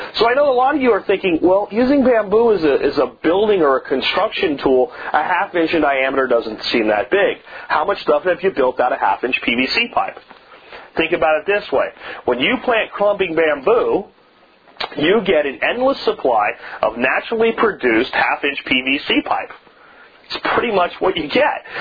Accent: Pennsylvania, United States; my family was very good friends with growing up in Pennsylvania

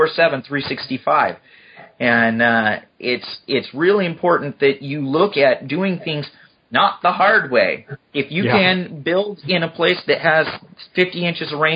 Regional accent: Southern Oregon, United States; also born or lived in Seattle; now in Bastrop, Texas, United States; I'm from Southern Oregon originally

